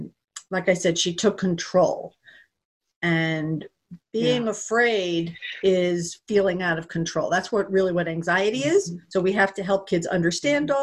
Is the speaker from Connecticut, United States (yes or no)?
yes; Connecticut, United States; I grew up in Connecticut